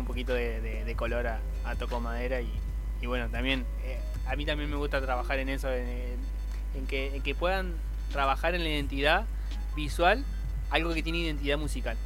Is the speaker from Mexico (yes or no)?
no; Argentina; somos argentinos